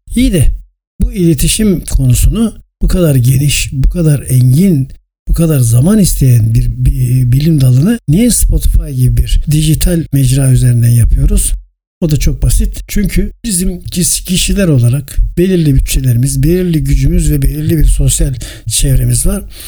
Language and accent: Turkish; İzmir, Turkey; 1956 İzmir doğumluyum